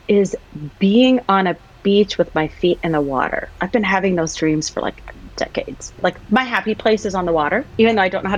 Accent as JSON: {"language": "English", "country": "United States", "tie": "born or raised there", "said": "I was born and raised in the US."}